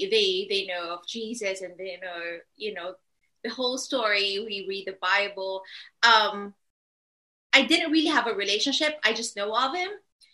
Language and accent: English; Philippines; Well, I grew up in a Catholic family. We weren't really religious.